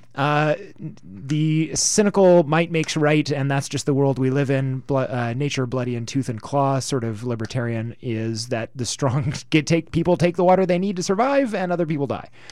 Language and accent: English; Canada; We're Canadians